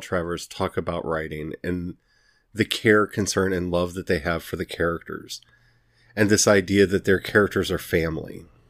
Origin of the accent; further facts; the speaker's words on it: Missouri, United States; I'm from Missouri.